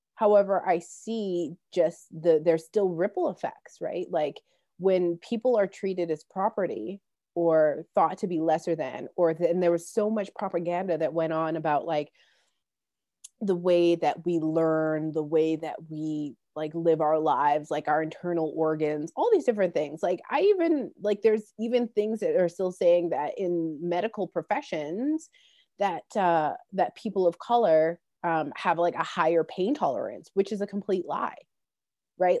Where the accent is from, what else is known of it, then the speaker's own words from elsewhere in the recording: Calgary, Alberta, Canada; Calgary, which is my hometown in, in Alberta